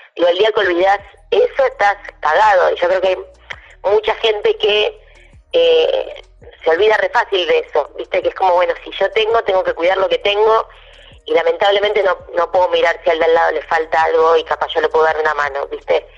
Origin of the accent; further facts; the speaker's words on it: Argentina; soy la única argentina de toda la serie